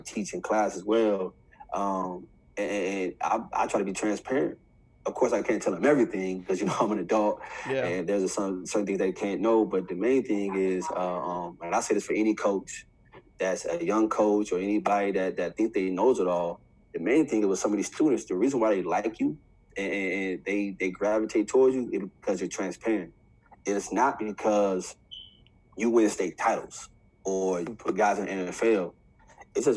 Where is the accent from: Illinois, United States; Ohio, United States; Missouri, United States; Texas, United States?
Ohio, United States; I'm from Ohio, so I know a lot of the Ohio college coaches